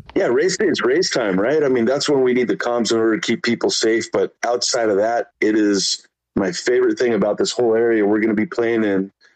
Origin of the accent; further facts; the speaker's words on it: Mexico; now in San Diego, United States; myself being from Mexico as well. Originally, I live in San Diego, but I'm from Mexico